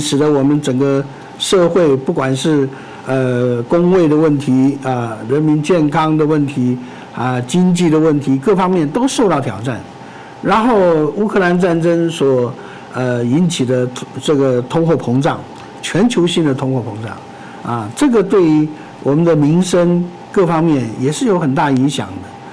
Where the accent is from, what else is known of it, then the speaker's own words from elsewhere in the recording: Taiwan; 我们自己作为一个台湾人